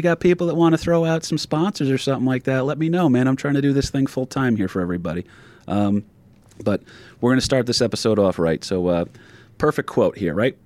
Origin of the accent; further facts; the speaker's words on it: New Jersey, United States; also born or lived in Jacksonville, Florida; my home state of New Jersey